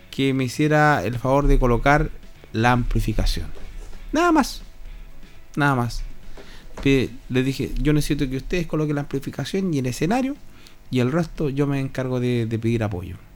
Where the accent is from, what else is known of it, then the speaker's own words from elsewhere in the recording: Hierbas Buenas, Maule, Chile; Oh, yo soy de, de Hierbas Buenas, yo soy de Villalero, vengo a hacer...